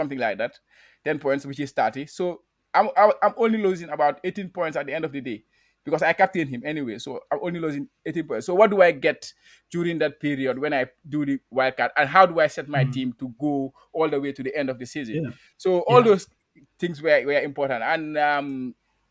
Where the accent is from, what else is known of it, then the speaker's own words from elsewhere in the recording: Gambia; now in Japan; I'm a Gambian. I didn't say that, but I'm from the Gambia